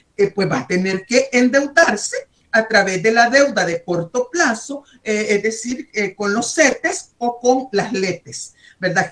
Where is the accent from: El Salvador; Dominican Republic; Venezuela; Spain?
El Salvador; soy salvadoreña